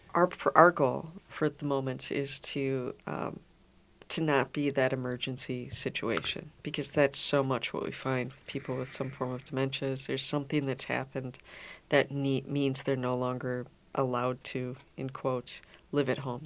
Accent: Minnetonka, Minnesota, United States; I grew up in Minnesota. I grew up in Minnetonka

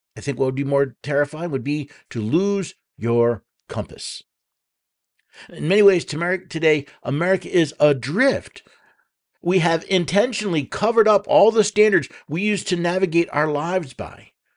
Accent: New York City, New York, United States; I was born in New York City

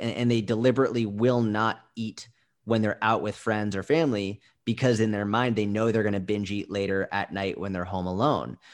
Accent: Boston, Massachusetts, United States; I grew up in Boston

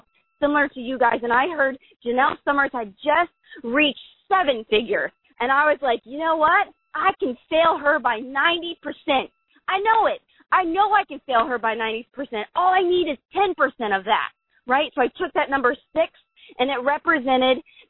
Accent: Columbus, Ohio, United States; moved away; Columbus, Ohio, my hometown

